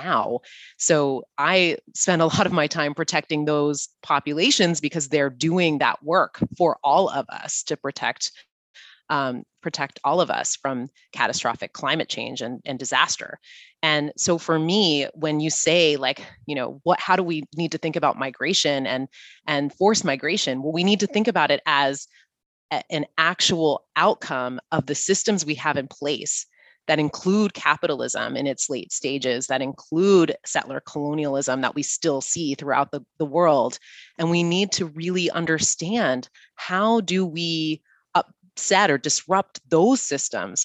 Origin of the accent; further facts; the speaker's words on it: United States; we in the US